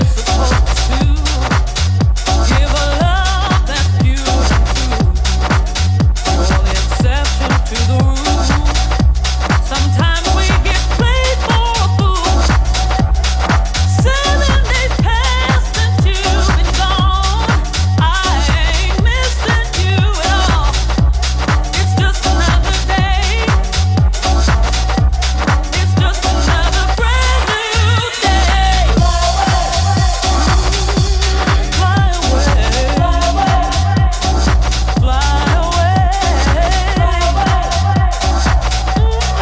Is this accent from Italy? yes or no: no; Liverpool, North West England, United Kingdom; now in Auckland, New Zealand; I'm from Liverpool originally